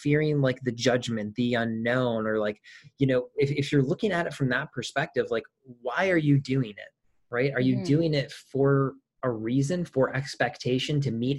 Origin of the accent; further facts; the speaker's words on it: Michigan, United States; I'm from Michigan.